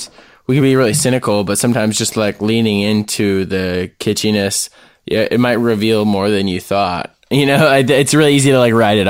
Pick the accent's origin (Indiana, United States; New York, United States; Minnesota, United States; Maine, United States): Minnesota, United States; St. Cloud; I'm from Granite City, St. Cloud, Minnesota